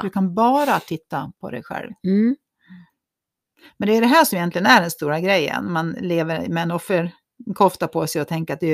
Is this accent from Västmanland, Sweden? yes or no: yes; Köping, Västmanland, Sweden; Jag är från Köping.